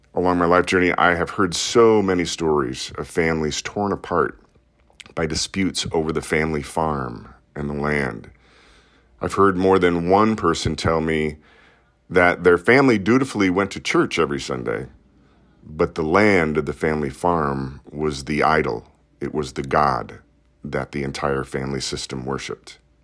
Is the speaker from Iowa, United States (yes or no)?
yes; Des Moines, Iowa, United States; I grew up in Iowa's largest city